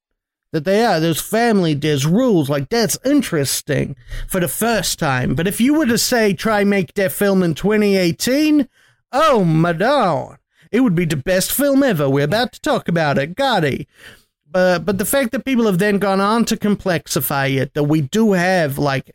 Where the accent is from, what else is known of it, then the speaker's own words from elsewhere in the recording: United States; Because I'm from America, with best country in the world